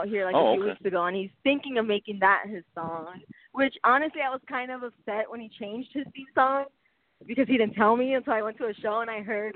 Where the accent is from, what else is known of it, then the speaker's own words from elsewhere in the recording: Huntington Park, California, United States; Huntington Park, which is my hometown